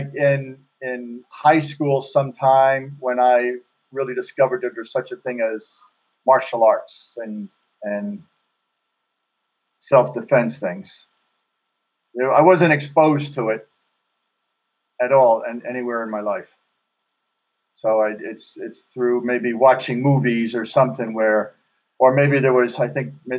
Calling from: Wichita, Kansas, United States; Wichita, Kansas.

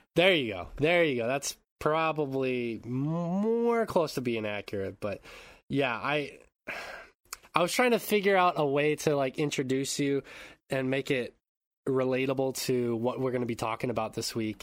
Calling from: Japan; I'm calling in from Japan

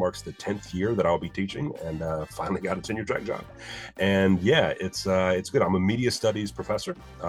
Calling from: North Carolina, United States; Yes, I'm coming from North Carolina.

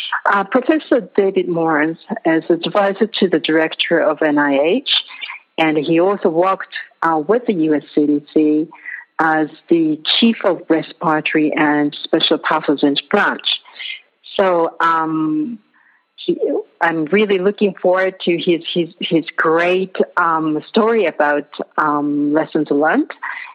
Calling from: Nepal; I'm calling from Nepal. It's just past midnight here.

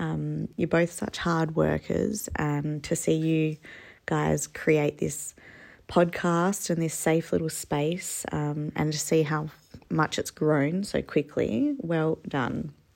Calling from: Perth, Western Australia, Australia; I'm listening from Perth.

